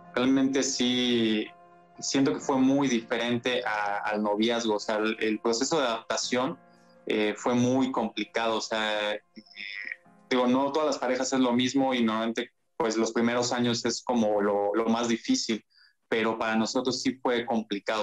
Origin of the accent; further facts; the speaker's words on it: San Luis Potosí, Mexico; soy de San Luis Potosí